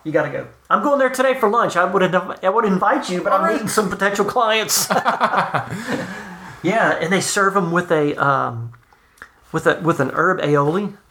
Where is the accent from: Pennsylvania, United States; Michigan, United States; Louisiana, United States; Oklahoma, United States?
Louisiana, United States; South; I'm from South Louisiana